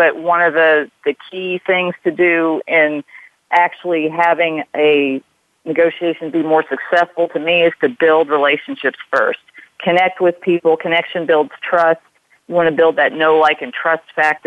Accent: United States; being an American

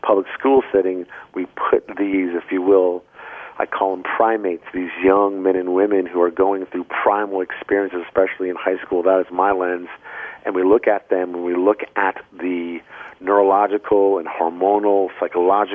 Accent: Vermont, United States; I am from Vermont

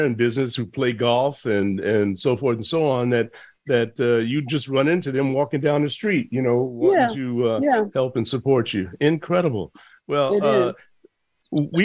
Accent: Chicago, Illinois, United States; I was born in Chicago

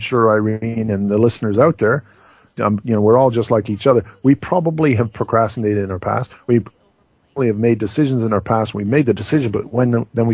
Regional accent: Canada; we're from Canada

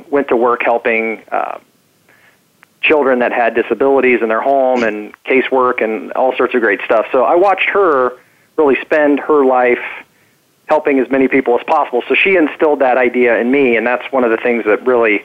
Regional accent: Topeka, Kansas, United States; So I was born in Topeka, Kansas, so a Midwesterner.

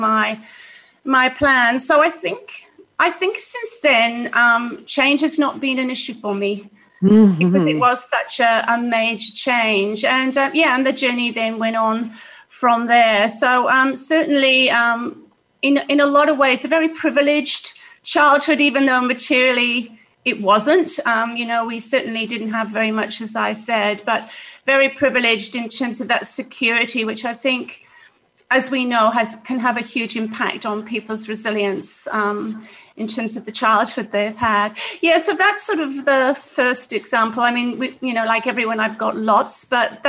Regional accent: Wales, United Kingdom; now in Australia; I grew up in Wales, in Great Britain, in one of those council houses

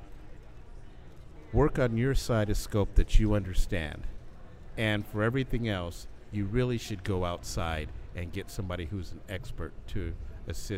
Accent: Chicago, Illinois, United States; my hometown. So you come to my hometown

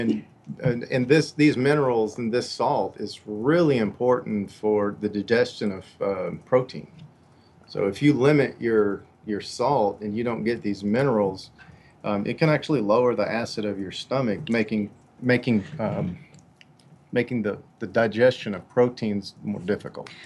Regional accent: Katy, Texas, United States; I grew up on two acres in uh, Katy, Texas

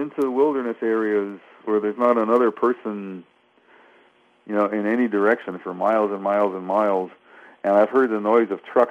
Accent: Detroit, Michigan, United States; moved away as an adult; also born or lived in Southern Oregon; I grew up in Detroit, you know, a big city.

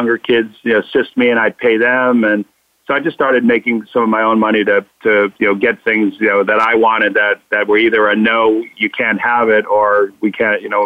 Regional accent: Connecticut, United States; born or raised there; also born or lived in Boston

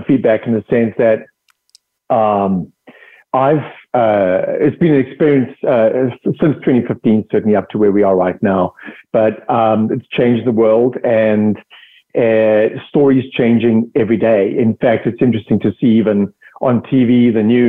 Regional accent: South Africa; accent: South African; moved away as an adult; also born or lived in United Kingdom; I'm originally from South Africa. That's the accent.

